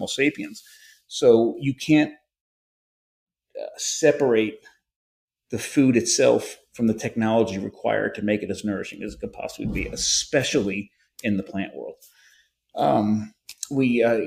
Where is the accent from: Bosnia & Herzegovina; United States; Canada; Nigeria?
United States; I'm an American